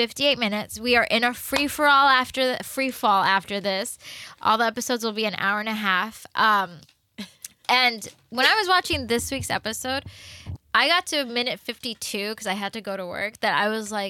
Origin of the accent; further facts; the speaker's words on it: the South, United States; I'm a girl from the South